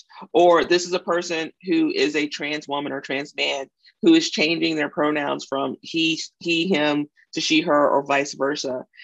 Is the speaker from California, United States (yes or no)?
no; Mississippi, United States; I grew up in a very conservative background too. So I'm from Mississippi